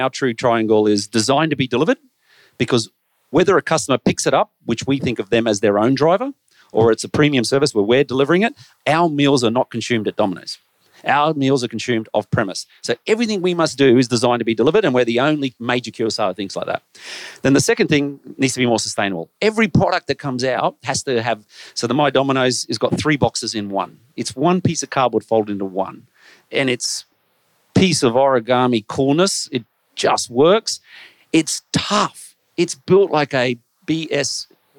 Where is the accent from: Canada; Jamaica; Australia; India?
Australia; I'm Australian